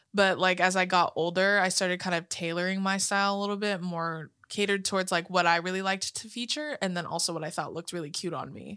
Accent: California, United States; we're from, you know, California

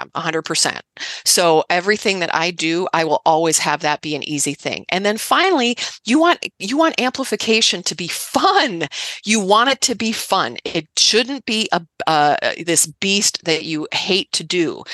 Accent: Midwest, United States; I grew up in the Midwest, right? So I'm a Midwest girl.

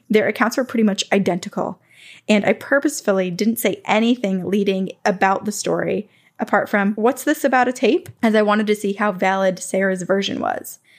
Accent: Wales, United Kingdom; I grew up in North Wales, UK, in a very small three bedroom house on the housing estate built not too long before.

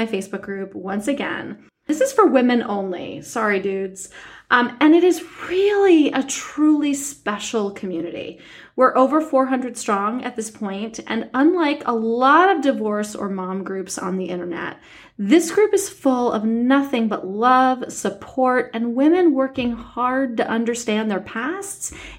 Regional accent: New York City, New York, United States; moved away as an adult; I grew up in New York City

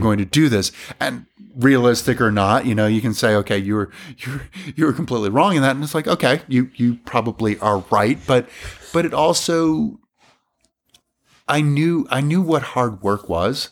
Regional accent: Granby, Massachusetts, United States; I grew up in Massachusetts

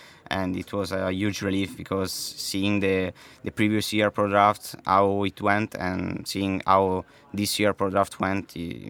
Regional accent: Maranello, Emilia-Romagna, Italy; I'm 17 years old. I'm from Maranello

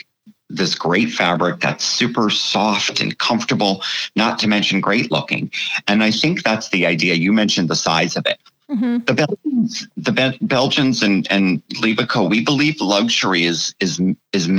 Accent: United States; I, as an American, have lived that way my whole life

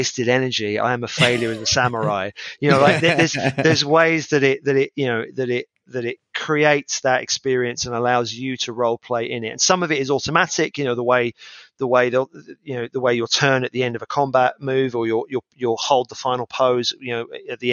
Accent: United Kingdom; As a British gamer

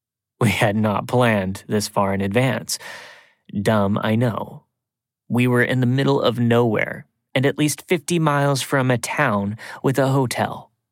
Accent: Tennessee, United States; also born or lived in Atlanta; A little backstory about me, I'm originally from the Appalachian Mountains in East Tennessee and had moved to Atlanta when I was very young. My hometown is a very small and isolated town that sits in the valley surrounded by beautiful mountains.

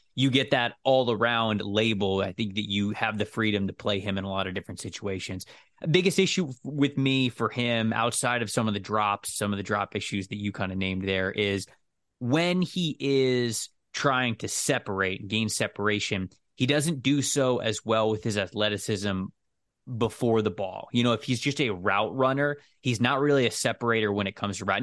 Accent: Florida, United States

